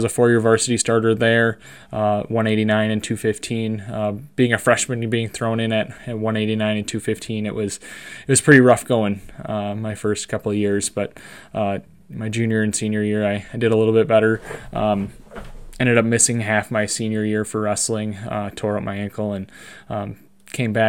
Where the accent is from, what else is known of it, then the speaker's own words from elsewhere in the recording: Monroe, Wisconsin, United States; I was born and raised in Monroe, Wisconsin